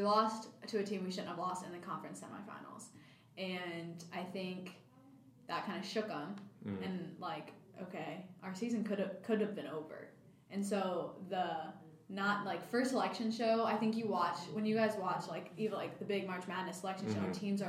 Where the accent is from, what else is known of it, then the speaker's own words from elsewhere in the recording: Cleveland, Tennessee, United States; So we're in Mississippi, in Cleveland, Mississippi, funny enough. We're from Cleveland, Tennessee.